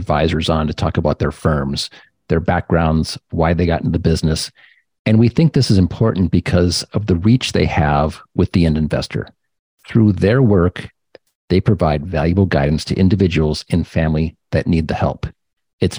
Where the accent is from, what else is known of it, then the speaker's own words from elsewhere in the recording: Michigan, United States; we're both from Michigan